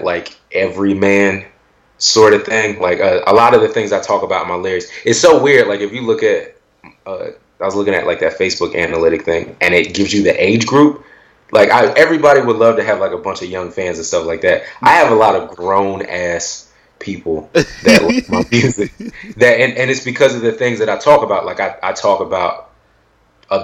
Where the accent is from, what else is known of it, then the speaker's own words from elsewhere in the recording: Willingboro, New Jersey, United States; being from Willingboro